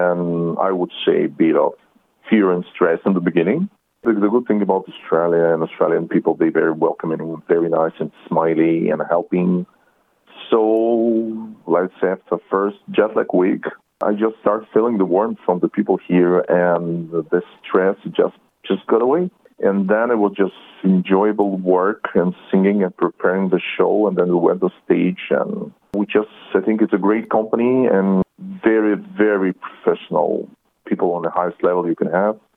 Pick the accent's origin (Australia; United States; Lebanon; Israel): Israel; English is a second language; also born or lived in Soviet Union; I was born in Soviet Union, but immigrated in Israel, to Israel when I was 16 years old. So I not don't consider myself really Russian.